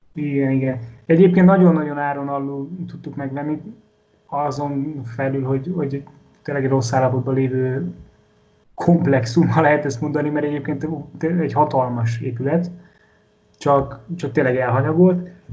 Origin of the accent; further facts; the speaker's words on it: Komárom, Komárom-Esztergom, Hungary; otthon, Komáromban